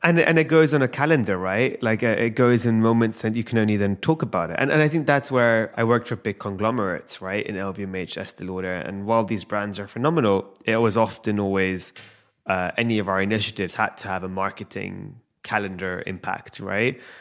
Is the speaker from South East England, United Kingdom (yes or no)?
no; London, United Kingdom; I'm born and raised in London